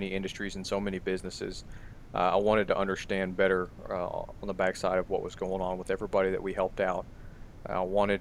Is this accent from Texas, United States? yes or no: yes; Jacksonville, Texas, United States; I was born and raised in East Texas, in a small town called Jacksonville